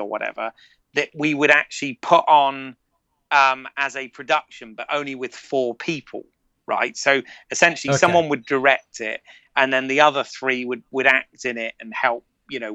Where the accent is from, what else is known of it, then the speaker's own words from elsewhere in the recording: United Kingdom; accent: British; moved away as an adult; also born or lived in Florida; I was, as a Brit, I was a little bit of a novelty to everyone, meaning, you know, everybody liked the accent